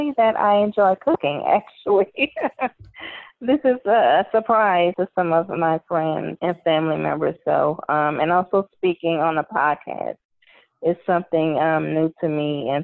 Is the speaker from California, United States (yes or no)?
no; Louisiana, United States; I am from Louisiana